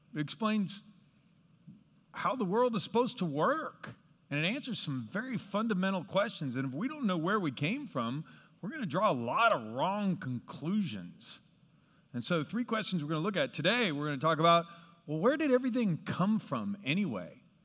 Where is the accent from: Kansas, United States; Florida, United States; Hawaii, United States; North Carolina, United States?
Kansas, United States; where I grew up in Kansas